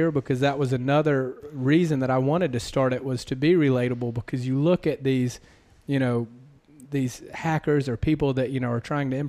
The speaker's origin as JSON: {"language": "English", "region": "the South", "country": "United States", "accent": "Southern", "said": "I have a slight complex about my accent, you know, being from the South"}